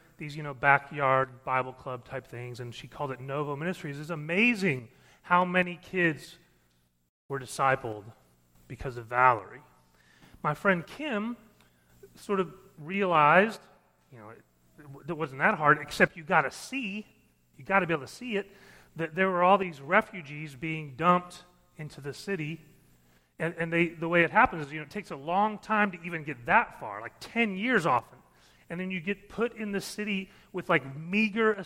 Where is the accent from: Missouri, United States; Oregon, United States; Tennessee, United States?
Missouri, United States; I grew up in Missouri